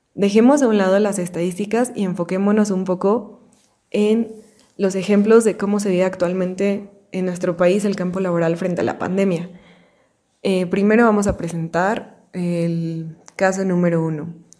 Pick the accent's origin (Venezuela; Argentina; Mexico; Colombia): Mexico; nuestro país